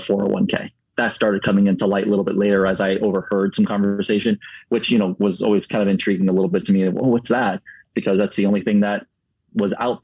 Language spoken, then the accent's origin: English; Orlando, Florida, United States; also born or lived in Puerto Rico / New York / New Jersey / Fort Myers, Florida; now in Tampa, United States; I'm from Puerto Rico through New York, New Jersey area, and then down to Florida. I grew up the most in Orlando